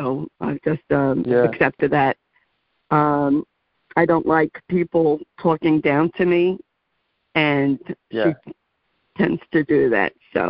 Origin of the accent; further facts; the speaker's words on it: New York City, New York, United States; I grew up in the Bronx, and my mom's parents are from Europe.